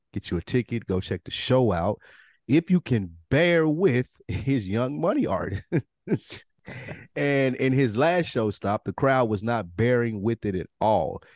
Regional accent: the South, United States; as a Southerner

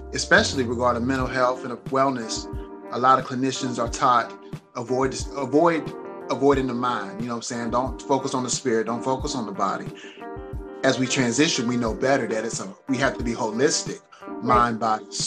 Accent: Mississippi, United States; now in Durham County, United States; I live in Durham County, which is known for horses as well. But I'm from Mississippi

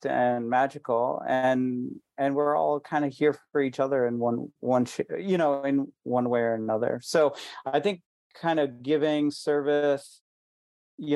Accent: India; even though I am Indian

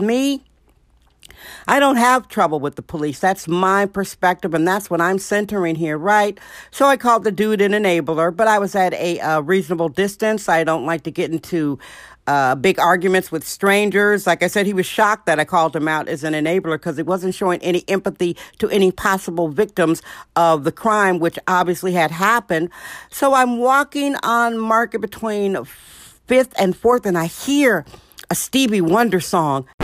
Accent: Milwaukee, Wisconsin, United States; a young, fatherless black girl growing up in Milwaukee, Wisconsin

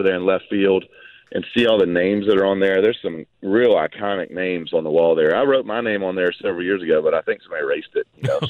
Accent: St. Simons Island, Georgia, United States; also born or lived in Brunswick, Georgia; born and raised on St. Simon's Island, and born in Brunswick and lived on St. Simon's my whole life

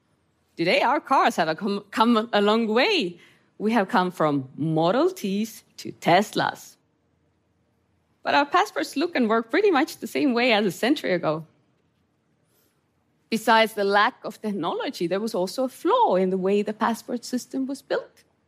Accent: Estonia; born or raised there; English is a second language

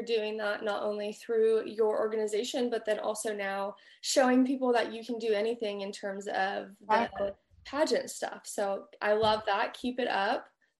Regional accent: California, United States; now in Texas, United States; I'm from California originally, and then now I live in Texas

